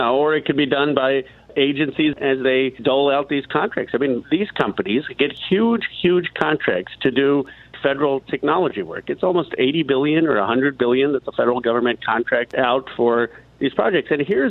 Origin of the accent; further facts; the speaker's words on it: Bucks County, Pennsylvania, United States; growing up in Bucks County, Pennsylvania